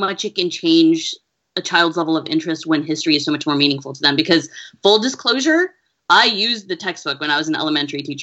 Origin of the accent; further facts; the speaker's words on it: United States; I am Asian American. My father is Pakistani and my mother is Filipina